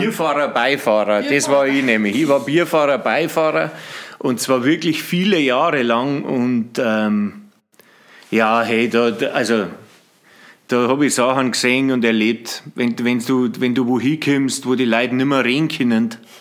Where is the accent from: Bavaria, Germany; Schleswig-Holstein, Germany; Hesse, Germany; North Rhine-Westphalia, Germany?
Bavaria, Germany; Bavarian Forest, Germany; moved away; also born or lived in Freising / Au in der Hallertau; sind wir dann äh, nach Ringzung in Wald und da bin ich dann aufgewachsen